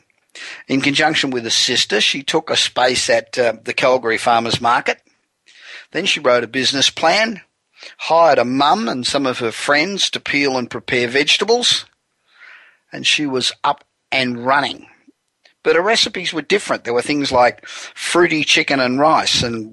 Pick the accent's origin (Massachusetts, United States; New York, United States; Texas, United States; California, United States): California, United States; Los Angeles; Coming to you this week from my hometown of sunny, warm Los Angeles